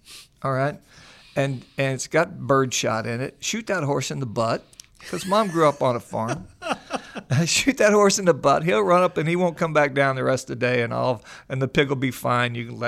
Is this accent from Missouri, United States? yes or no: yes; Missouri, United States; you know that I grew up in the Midwest, a little town outside of Springfield, Missouri, a little dairy community.